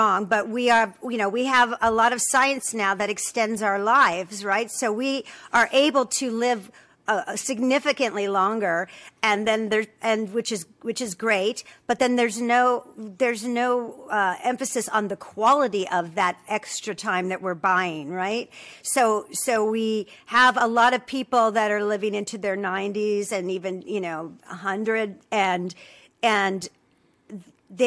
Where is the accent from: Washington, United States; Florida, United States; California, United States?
California, United States; Los Angeles; I grew up in Los Angeles